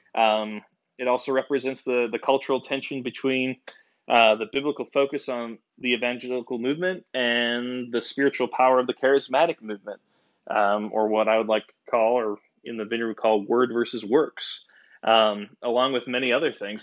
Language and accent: English; United States; I am a American boy